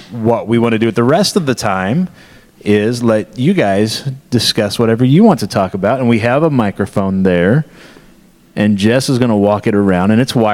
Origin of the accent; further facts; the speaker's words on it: Missouri, United States; he and I, uh, we're from Southwest Missouri, which is about seven hours that direction.